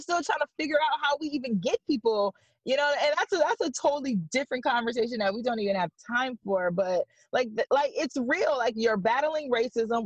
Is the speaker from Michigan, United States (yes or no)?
yes; Detroit, Michigan, United States; now in Hartford, United States; I'm from Detroit. I'm from Michigan